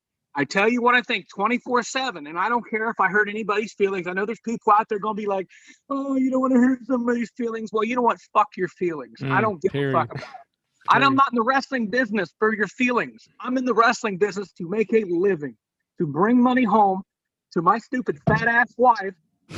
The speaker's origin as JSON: {"language": "English", "region": "Appalachia", "country": "United States", "said": "country boy. I don't hide it. Granted, I'm wearing my hat backwards right now, but it's camouflaged. I am Appalachian."}